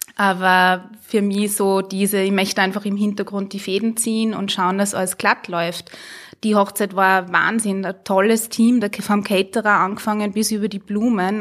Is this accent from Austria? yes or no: yes; Hallein, Salzburg, Austria; bin eine Salzburgerin, eigentlich eine Harleinerin